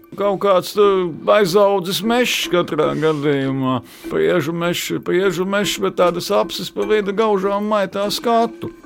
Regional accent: Sigulda, Vidzeme, Latvia; es piedzimu Siguldā

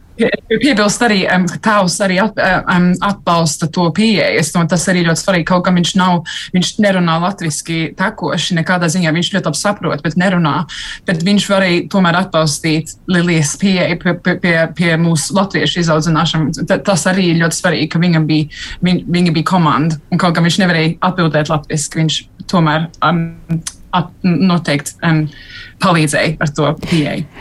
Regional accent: United Kingdom; es esmu gan, gan brita, gan latvieta

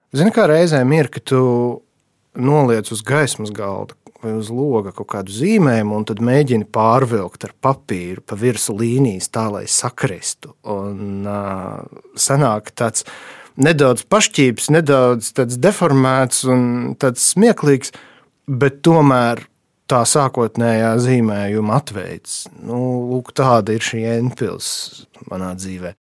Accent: Rēzekne, Latgale, Latvia; es līdzīgi kā Dabičins bērnībā no Rēzaknes aizbraucu uz Daugaupili pirmo reizi

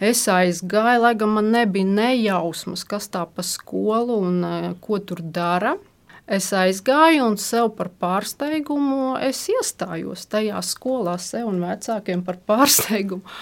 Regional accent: Riga, Latvia; Nu, īsumā bija tā, man bērnība pagāja Rīgā.

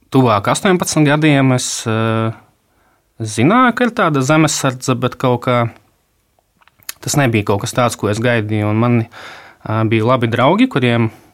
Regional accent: Rēzekne, Latgale, Latvia; also born or lived in Riga; esmu dzimis Rēzaknē, pabeidzis uh, tur vidusskolu

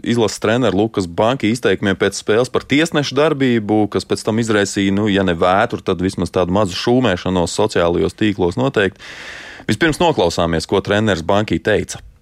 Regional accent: Latvia; Nu, tagad uz mirklīt aizmirstam, ka esam latvieši

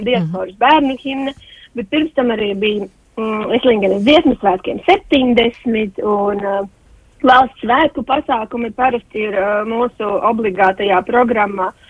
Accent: Rēzekne, Latgale, Latvia; O, oh, es esmu no, no, no Latgales puses no Reizeknas novada.

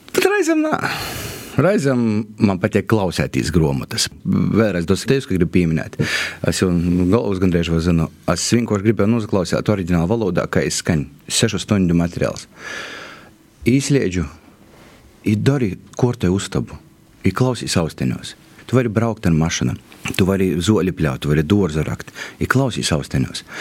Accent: Kārsava, Latgale, Latvia; accent: Latgalian; es esmu no Korsovas

